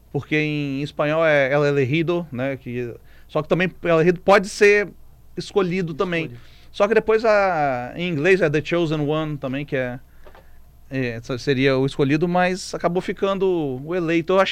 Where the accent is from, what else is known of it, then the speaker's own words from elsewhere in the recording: Brazil; Sou brasileiro